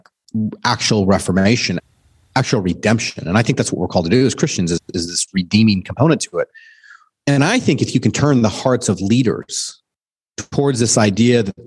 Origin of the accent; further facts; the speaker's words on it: Southern California, United States; also born or lived in Steamboat Springs, Colorado; now in Dallas, United States; We grew up in Southern California